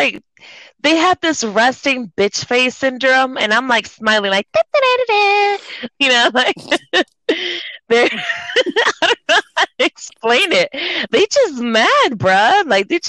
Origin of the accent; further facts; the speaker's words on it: Corpus Christi, Texas, United States; also born or lived in Waco, Texas / Mexico; I moved back to my hometown, Corpus Christi